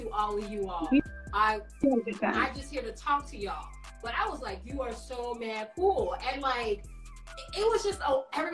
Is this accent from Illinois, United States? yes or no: yes; Chicago, Illinois, United States; I'm from Illinois, so Chicago